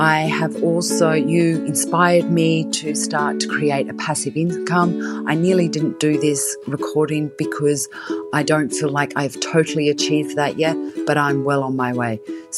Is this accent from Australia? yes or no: yes; Australia; moved away as an adult; now in Surrey, United Kingdom; I live in Surrey. I moved to England from Australia 10 years ago.